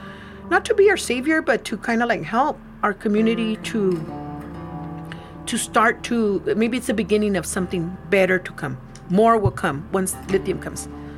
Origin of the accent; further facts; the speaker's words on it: Niland, California, United States; now in Calipatria, United States; I grew up in Nyland. My father, he was immigrated from Mexico.